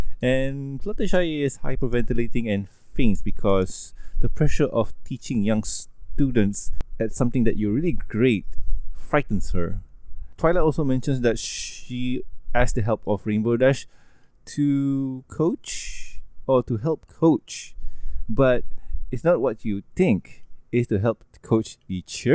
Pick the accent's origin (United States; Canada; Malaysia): Malaysia; English is a second language; I'm Malaysian